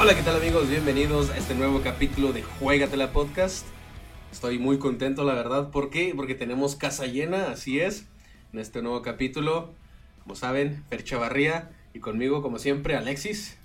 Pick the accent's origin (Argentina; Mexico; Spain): Mexico; Jalisco; somos los tres de Jalisco